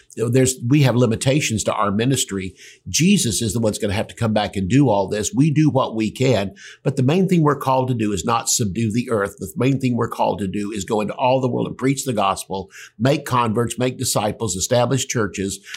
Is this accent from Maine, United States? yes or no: no; Tulsa, Oklahoma, United States; I was from Tulsa